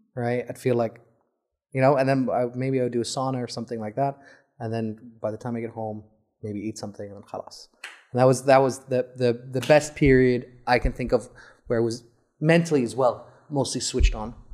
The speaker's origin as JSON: {"language": "English", "country": "Saudi Arabia", "said": "I'm from Saudi"}